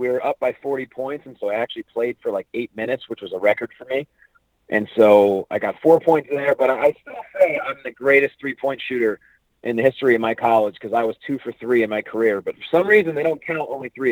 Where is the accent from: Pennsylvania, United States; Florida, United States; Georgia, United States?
Pennsylvania, United States; Northampton; moved away as an adult; also born or lived in California; I grew up in Northampton, Pennsylvania, which is, a tiny little town outside of Allentown, Pennsylvania.